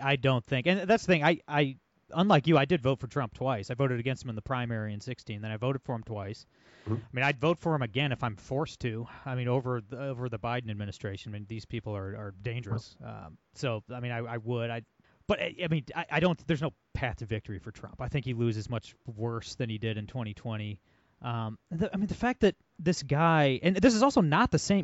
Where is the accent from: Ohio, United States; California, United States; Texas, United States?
Ohio, United States; Ohio, my home state